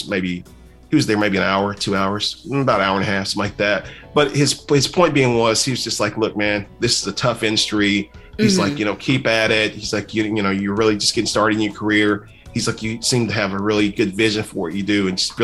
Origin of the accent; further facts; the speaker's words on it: Kentucky, United States; I'm from Kentucky